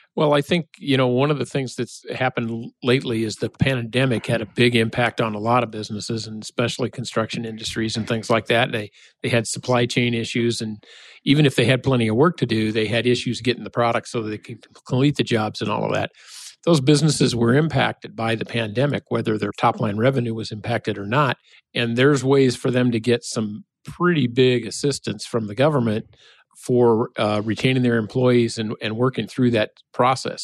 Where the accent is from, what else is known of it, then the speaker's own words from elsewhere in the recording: Nebraska, United States; now in Minnesota, United States; I'm from Nebraska